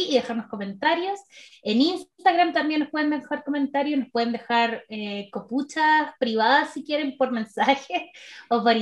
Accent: Chile; yo soy de Chile

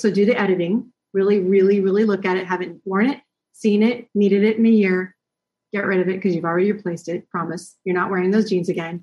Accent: United States; moved away; we being an American

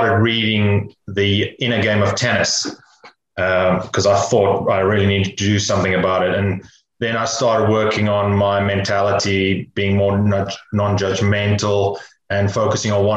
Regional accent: near Cape Town, Western Cape, South Africa; I grew up near Cape Town in South Africa

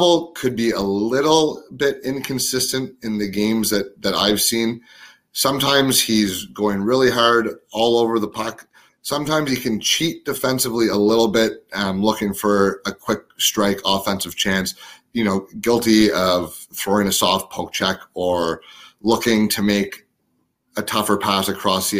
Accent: Ottawa, Ontario, Canada; my hometown team, the Ottawa 67s.

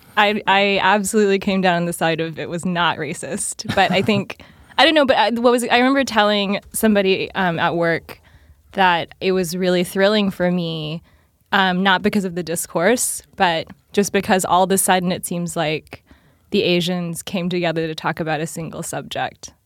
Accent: Appalachia, United States; I'm from Appalachia and so everyone was poor as dirt.

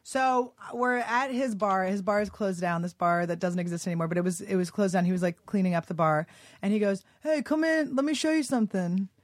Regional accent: Philadelphia, Pennsylvania, United States; also born or lived in New York / Santa Fe, New Mexico; now in Los Angeles, United States; I grew up in Philly.

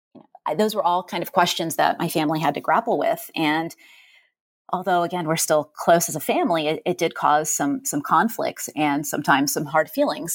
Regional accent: Hyde Park, New York, United States; I grew up in New York State in Hyde Park, New York

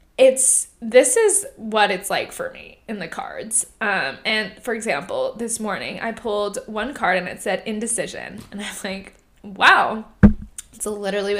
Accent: Irvine, California, United States; also born or lived in Fountain Valley, California; So I grew up, I was born in Fountain Valley, California. And I grew up in Irvine. I moved to Irvine when I was 6 years old.

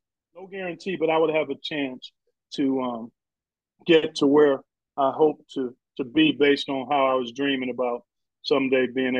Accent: Cleveland, Ohio, United States; I grew up in Cleveland.

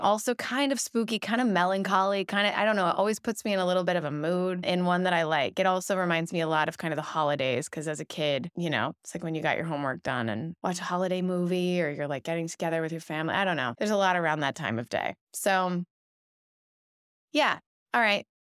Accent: Louisville, Kentucky, United States; now in Los Angeles, United States; I grew up in Kentucky

